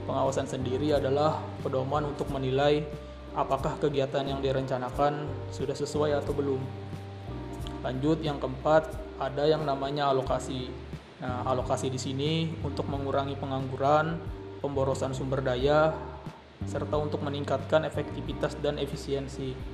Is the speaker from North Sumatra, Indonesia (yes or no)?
no; Tanah Bumbu, South Kalimantan, Indonesia; berhubung aku berasal dari Kabupaten Tanah Bumbu